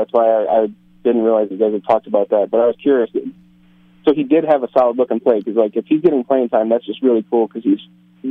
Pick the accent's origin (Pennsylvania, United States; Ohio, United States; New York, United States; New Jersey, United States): New York, United States; because I'm from Northern New York near Syracuse